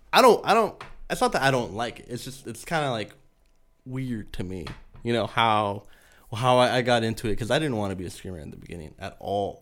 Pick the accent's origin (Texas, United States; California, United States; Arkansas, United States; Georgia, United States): California, United States; San Diego; first language Spanish; English is a second language; I'm from San Diego